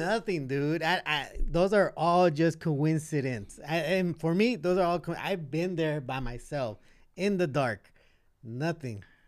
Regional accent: Los Angeles, California, United States; also born or lived in Boyle Heights, Los Angeles; majority of my life, I was growing up in East

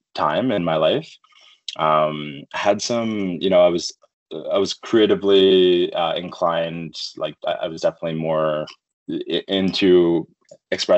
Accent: Halifax, Nova Scotia, Canada; moved away as an adult; also born or lived in Edmonton; I'm from the East Coast. So I was born and raised in Halifax, Nova Scotia. Spent most of my life there. Ended up moving to Edmonton when I was 21

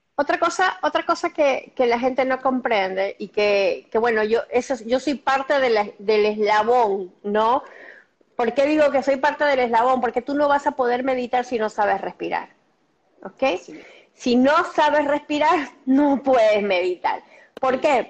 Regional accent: Argentina; yo soy argentina

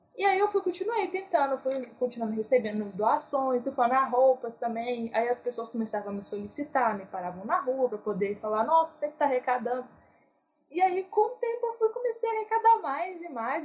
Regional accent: Ibirité, Minas Gerais, Brazil; eu sou né, de Birité, Minas Gerais

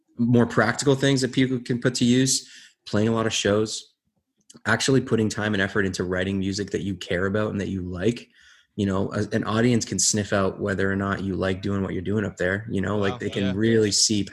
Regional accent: Windsor, Ontario, Canada; we're from Windsor

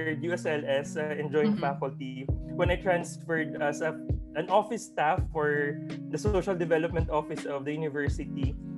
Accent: Bacolod, Negros Island Region, Philippines; moved away as an adult; now in Ozamiz, Philippines; I'm originally from Bacolod

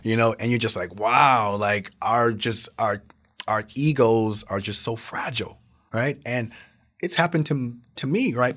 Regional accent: the South, United States; growing up in the South, very poor

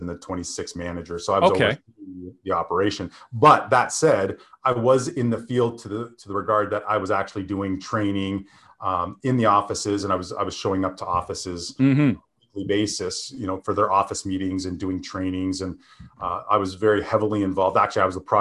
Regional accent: Canada; moved away as an adult; now in Southern California, United States; as a Canadian being in Canada when this recession hit

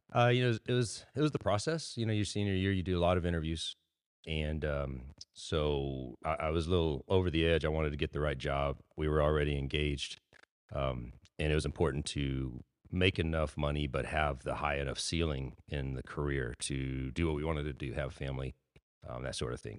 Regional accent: Robstown, Texas, United States; also born or lived in San Antonio, Texas; I was born in Robstown, Texas, to my parents.

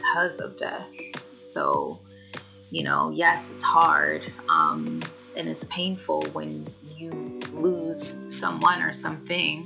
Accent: Philadelphia, Pennsylvania, United States; also born or lived in New York; now in New Jersey, United States; I'm originally from Philly, the daughter of Haitian immigrants. Yeah, and now I'm actually living in New Jersey. I have a dear husband who's also from Philly. He's a West Philadelphian like myself

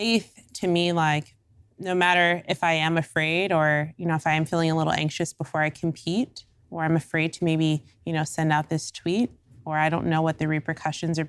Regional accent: United States; I'm African American

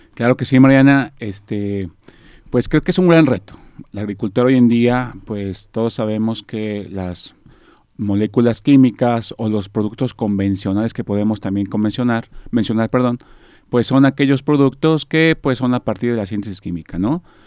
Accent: Mexico; nosotros pues aquí en México pues somos expertos, por así llamarlo, ¿no? O nos dedicamos mucho a la, a la siembra de maíz, que es parte de nuestra cultura, de, nuestra fortaleza como mexicanos

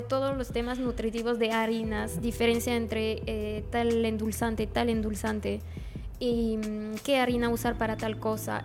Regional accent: France; Spanish is a second language; moved away as an adult; now in Peru; soy de Francia y he llegado a Perú hace casi cuatro años

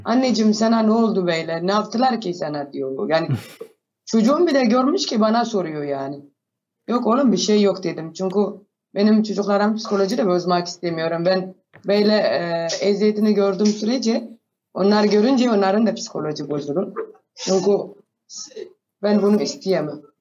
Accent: Ethiopia; Turkish is a second language; also born or lived in Sudan; now in Ankara, Turkey; asli olarak Etiyopyalıyım

